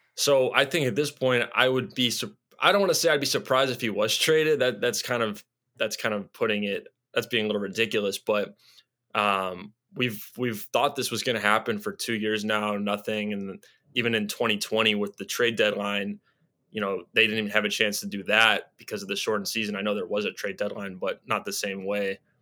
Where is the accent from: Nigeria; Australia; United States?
United States; Chicago, Illinois; I grew up here